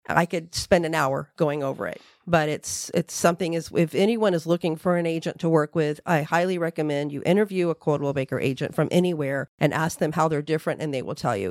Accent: Central Florida, United States; I'm just a Florida native. I was born and raised here in Central Florida.

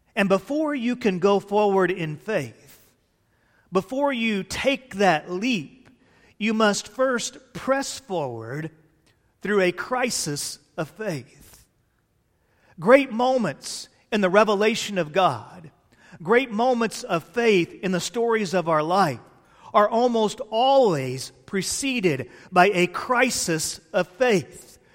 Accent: Fort Worth, Texas, United States; I grew up in Cowtown, Texas, A K A Fort Worth, Texas

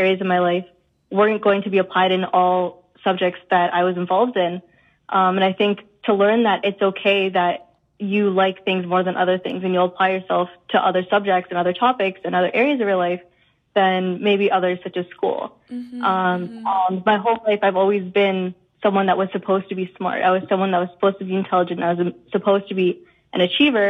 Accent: Winnipeg, Manitoba, Canada; moved away as an adult; now in Toronto, Canada; I grew up in Winnipeg, even though I go to U of T now

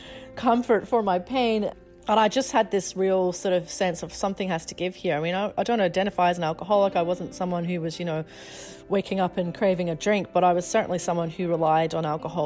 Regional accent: Scotland, United Kingdom; When I was growing up in Scotland

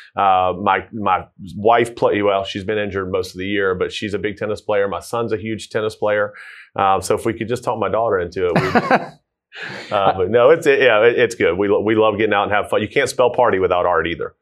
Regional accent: Tucker, Georgia, United States; born and raised in Tucker, uh, Tucker Lilburn area.

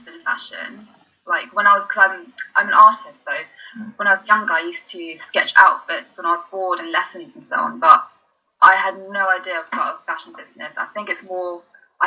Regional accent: London, United Kingdom; also born or lived in Birmingham; I'm from London

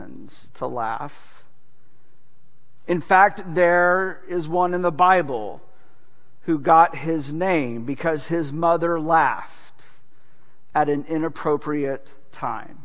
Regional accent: Gulf Coast of Texas, United States; moved away as an adult; now in Southwest Florida, United States; growing up on the Gulf Coast of Texas

